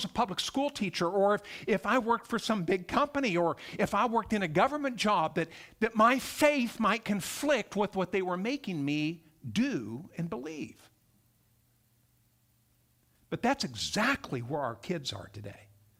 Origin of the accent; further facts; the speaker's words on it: Montana, United States; accent: Texas; also born or lived in Texas; I grew up in Montana, by the way. Someone noted I have a little bit of a kind of a Texas accent because I went to seminary in Texas. And we stayed down there for a few decades, actually, about 30 years. But I went to college in Montana, grew up there